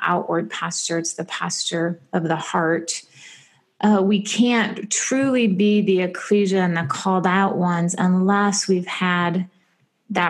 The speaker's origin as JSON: {"language": "English", "region": "Michigan", "country": "United States", "tie": "born or raised there", "said": "I grew up in Michigan"}